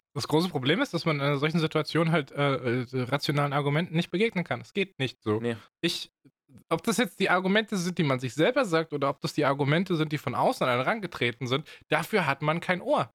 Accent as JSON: {"language": "German", "country": "Germany", "said": "als Deutscher"}